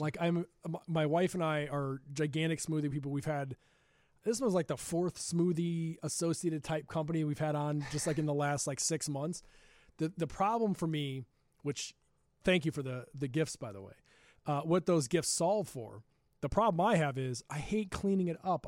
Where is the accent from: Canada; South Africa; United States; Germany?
United States; Glen Ellyn, Illinois; We grew up together in Glen Ellen